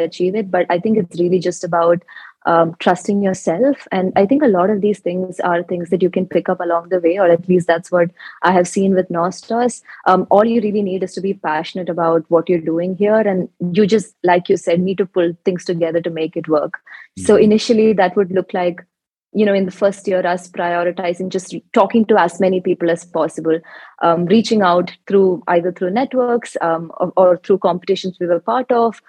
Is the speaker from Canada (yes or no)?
no; Kerala, India; I come from Kerala, which is a state in India.